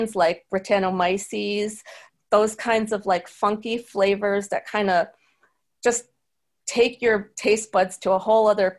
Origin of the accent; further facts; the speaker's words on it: Syracuse, New York, United States; I'm from an Irish American town like Syracuse